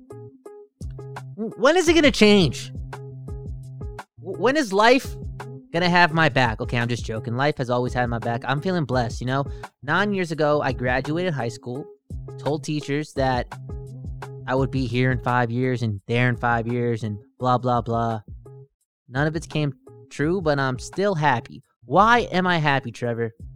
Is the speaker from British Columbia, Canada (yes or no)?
yes; Vancouver, British Columbia, Canada; I'm from Vancouver